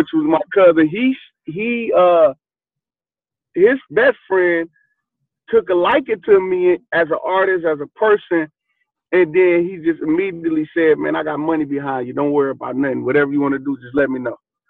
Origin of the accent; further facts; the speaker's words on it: Flint, Michigan, United States; growing up in Flint, Michigan, it was real hard.